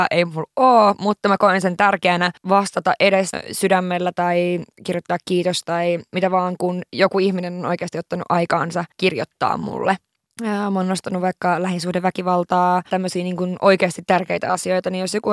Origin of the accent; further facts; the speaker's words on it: Lapland, Finland; mä oon pohjoisesta kotoisin, mä oon tämmöisiä Lapin tyttöjä